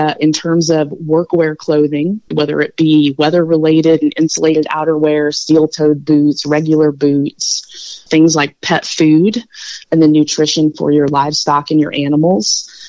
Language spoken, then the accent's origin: English; Hoopeston, Illinois, United States; moved away; When I was growing up in Hoopston